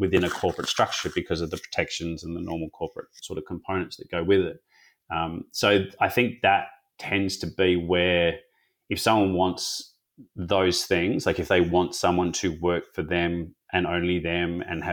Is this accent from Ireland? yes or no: no; Perth, Western Australia, Australia; also born or lived in Sydney; I'm in Western Australia, so I grew up in Perth